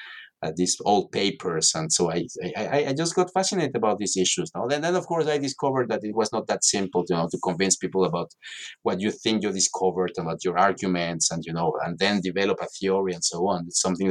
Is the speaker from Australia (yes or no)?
no; Mexico City, Mexico; English is a second language; No, I'm from Mexico City originally, and I'm